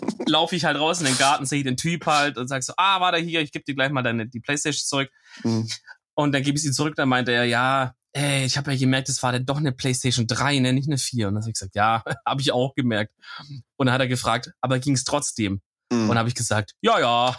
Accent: Germany; ich bin halt ein Deutscher

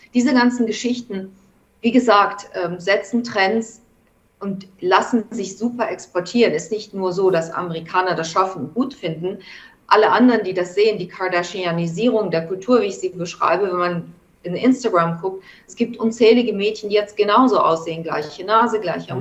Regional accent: Germany; now in New York, United States; mein Heimatland

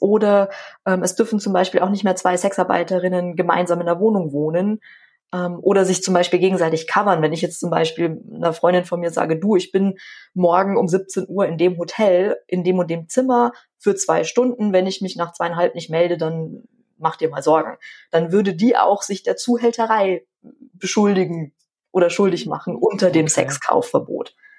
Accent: Schwandorf, Bavaria, Germany; ich komme ja aus Schwandorf und da ist die Grenze nach Tschechien jetzt nicht so ja. weit

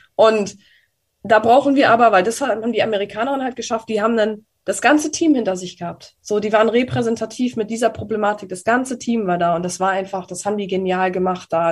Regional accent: Germany; bei uns in Deutschland

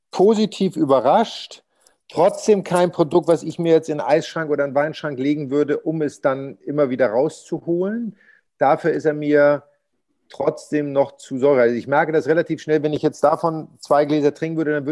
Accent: Pinneberg, Schleswig-Holstein, Germany; born there; Ich bin in Pinneberg geboren, bin ja aber nur im Krankenhaus geboren und habe dann in einem Zaun gelebt.

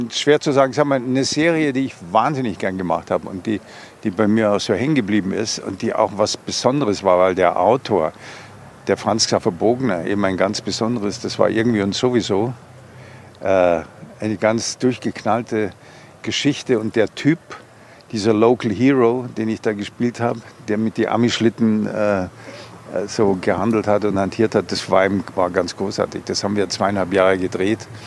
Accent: Augsburg, Bavaria, Germany; sind wir quasi wieder zurück evakuiert worden und dann bin ich in Augsburg aus der Not heraus. Aber ich bin stolzer Augsburger und äh, passt schon alles.

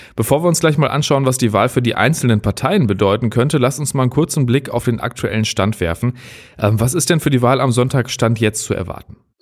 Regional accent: North Rhine-Westphalia, Germany; bei uns in NRW

